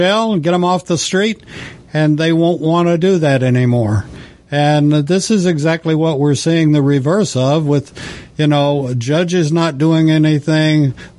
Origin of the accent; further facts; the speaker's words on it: the West, United States; I grew up in the West and knew a lot of cowboys and considered myself one for a while.